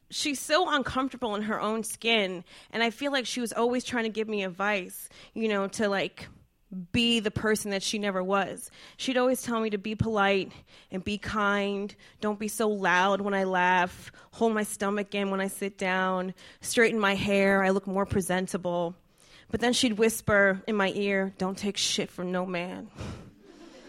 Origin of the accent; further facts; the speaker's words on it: New Jersey, United States; I'm from Jersey